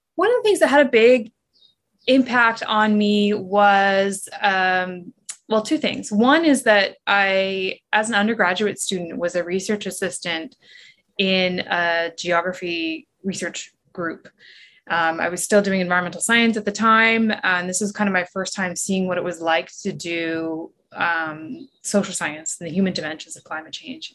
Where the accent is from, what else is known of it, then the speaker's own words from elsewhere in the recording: southern Ontario, Canada; I grew up on Lake Ontario. Um, so I've always lived in, in southern Ontario and I grew up in Williams Treaty Territory